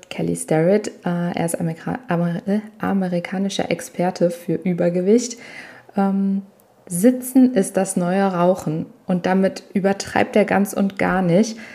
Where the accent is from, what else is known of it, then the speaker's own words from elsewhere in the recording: Italy; Ich bin Italienerin ähm, ursprünglich und äh, für uns spielt Essen eine riesige Rolle und ich bin regelrecht so aufgewachsen und so erzogen worden.